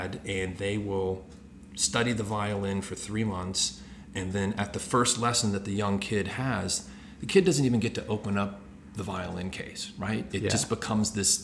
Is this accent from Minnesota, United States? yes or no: no; Houston, Texas, United States; I was born in Houston, Texas